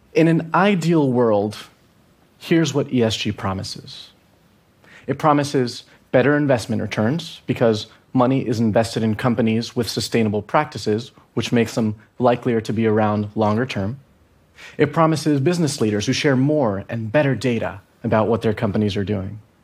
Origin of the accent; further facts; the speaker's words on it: Venezuela; I'm from Venezuela